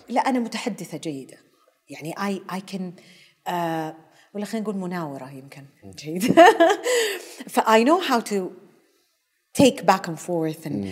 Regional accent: Taif, Makkah Province, Saudi Arabia; also born or lived in Karachi, Pakistan / Afghanistan / Germany; ظلينا بالطائف لين وصلت الجامعه

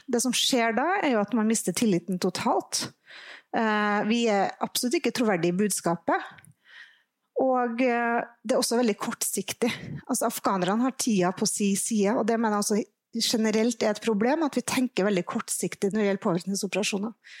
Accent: Trondheim, Trøndelag, Norway; jeg vet ikke om jeg kan si at jeg er fra nord når jeg er fra Trondheim

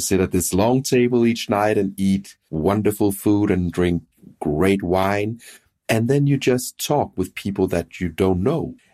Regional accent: Denmark; in Denmark, I'm from Denmark

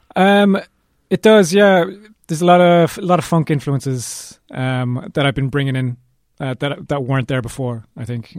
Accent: Cork, Munster, Ireland; We're from Cork

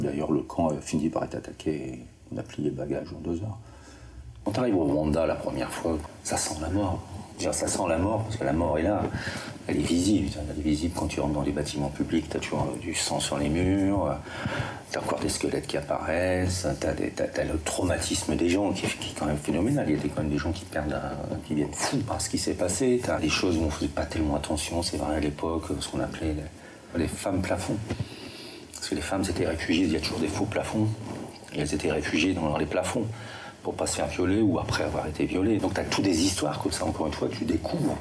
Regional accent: the North, Hauts-de-France, France; moved away; je suis du Nord

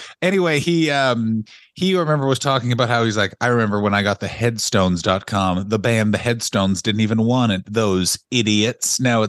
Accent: San Francisco, California, United States; We are nerd virgins from San Francisco.

